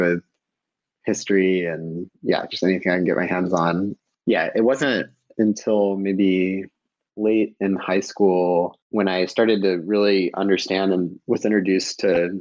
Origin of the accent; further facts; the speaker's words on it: Georgia, United States; moved away as an adult; also born or lived in Stanford / Bay Area; I grew up in Georgia and knew nothing about startups